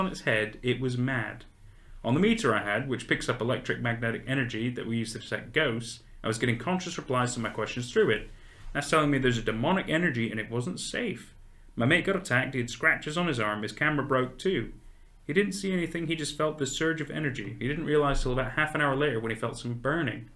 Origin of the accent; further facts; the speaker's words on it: United States; moved away; growing up in the States